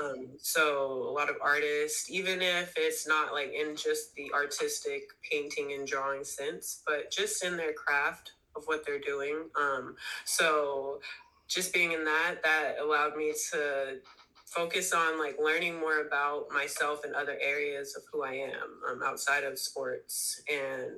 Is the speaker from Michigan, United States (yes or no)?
no; the Bay Area, California, United States; also born or lived in Sacramento, California; I'm from the Bay